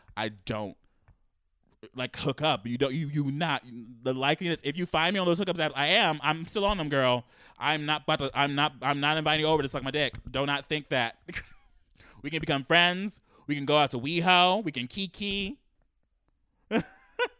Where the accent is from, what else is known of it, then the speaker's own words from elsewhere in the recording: Los Angeles, California, United States; I've been born and raised in Los Angeles